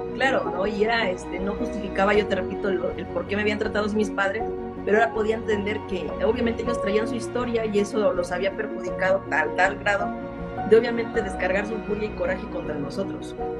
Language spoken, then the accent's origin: Spanish; Mexico City, Mexico; nací en Iztapalapa, México